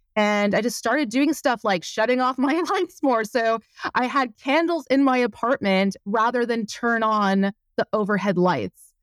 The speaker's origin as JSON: {"language": "English", "region": "Quebec", "country": "Canada", "also_born_or_lived": "Montreal, Quebec", "moved": "as an adult", "lives_now": "Windsor, Canada", "said": "I'm from Quebec"}